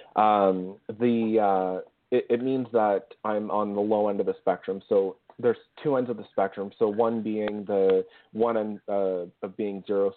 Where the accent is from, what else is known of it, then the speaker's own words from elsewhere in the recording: Ottawa, Ontario, Canada; a company in my hometown called Kinaxis